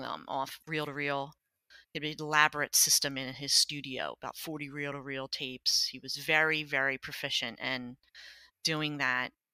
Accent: Lower Merion, Pennsylvania, United States; I grew up in Lower Marion, Pennsylvania.

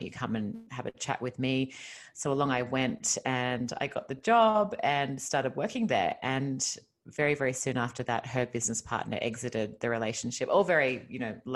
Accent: Australia; accent: Australian; moved away as an adult; now in Los Angeles, United States; you might have heard from my accent that I'm originally Australian. I moved to California 5 years ago.

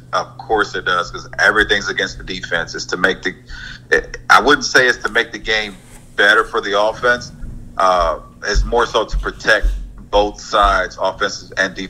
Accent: Mississippi, United States; I grew up in Mississippi amongst a lot of gifted family members.

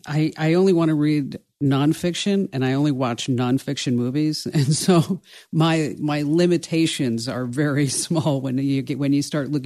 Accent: Watchung, New Jersey, United States; I grew up in, I know everybody likes to say that I grew up in New Jersey in Watchung.

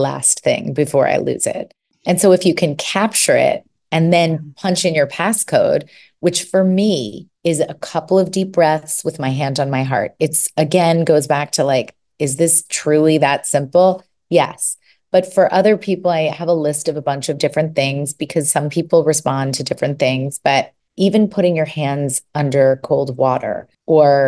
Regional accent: New York City, New York, United States; moved away as an adult; now in California, United States; I'm from New York. So I lived in New York City

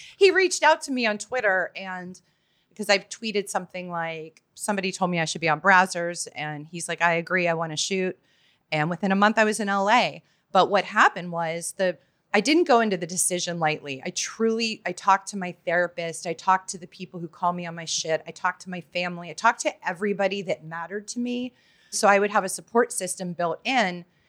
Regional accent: Pittsburgh, Pennsylvania, United States; I'm from Pittsburgh, Pennsylvania

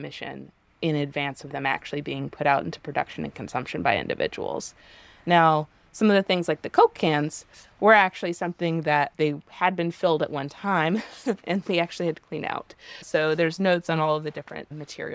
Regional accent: Ohio, United States; now in Atlanta, United States; I was growing up in Ohio

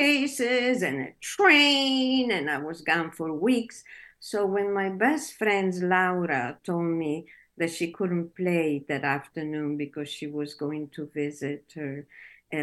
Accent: Italy; English is a second language; moved away as an adult; also born or lived in Naples, Italy / Este, Italy; now in Minneapolis, United States; I was born in Naples.

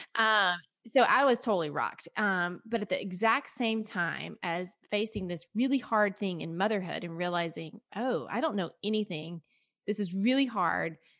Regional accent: Tennessee, United States; moved away as an adult; also born or lived in Atlanta, Georgia; we moved from the Atlanta area, which we had been in forever, to Tennessee, which is where I'm from

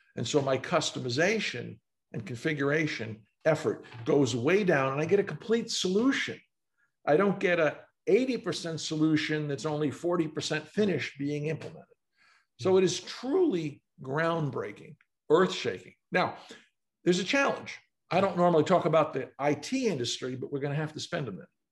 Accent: New York City, New York, United States; I grew up in New York City

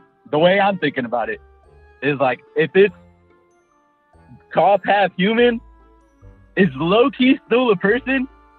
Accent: California, United States; I'm from, Cali.

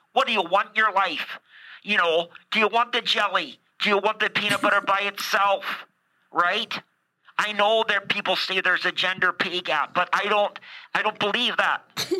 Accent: Canada; Okay, I'm Canadian, so it doesn't matter.

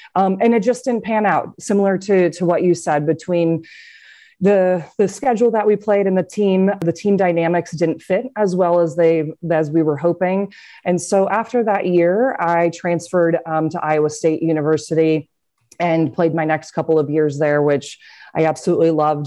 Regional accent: Cedar Rapids, Iowa, United States; Growing up, I'm from Cedar Rapids, Iowa

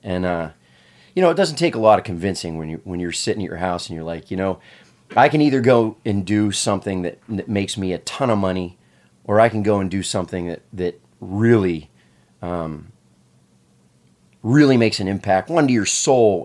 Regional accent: Pennsylvania, United States; I, I, I grew up in Pennsylvania

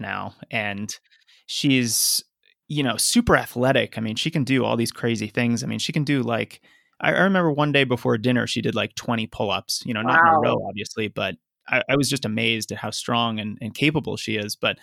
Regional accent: Lexington, Massachusetts, United States; also born or lived in Arlington, Massachusetts; I actually grew up in Lexington and Arlington, yeah, which are just a couple towns away

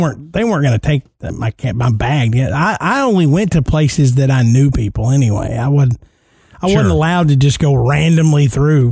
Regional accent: Tennessee, United States; growing up in Tennessee

